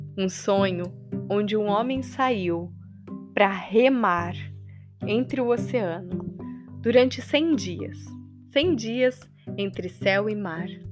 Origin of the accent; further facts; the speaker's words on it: Maringá, Paraná, Brazil; interior do Paraná, uma cidade que eu amo e tenho orgulho de falar que eu nasci e cresci, em Maringá.